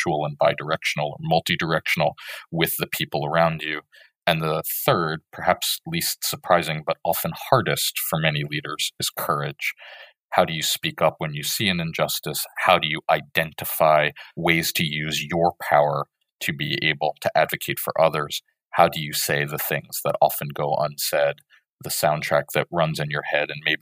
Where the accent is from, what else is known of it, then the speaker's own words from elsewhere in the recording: United States; I'm an American